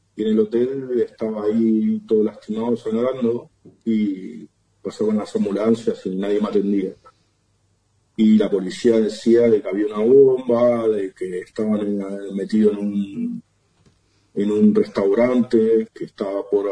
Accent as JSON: {"language": "Spanish", "town": "Ramos Mejía", "region": "Buenos Aires Province", "country": "Argentina", "also_born_or_lived": "Barcelona, Spain", "moved": "as an adult", "said": "De, Buenos Aires, de Ramón Mejía"}